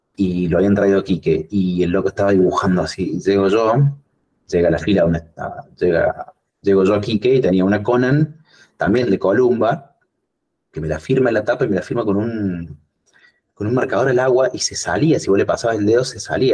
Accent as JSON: {"language": "Spanish", "region": "Córdoba", "country": "Argentina", "said": "soy, soy cordobés, sí, soy cordobés"}